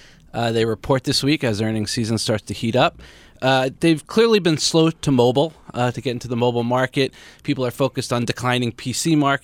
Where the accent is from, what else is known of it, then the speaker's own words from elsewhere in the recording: New York, United States; I'm from New York.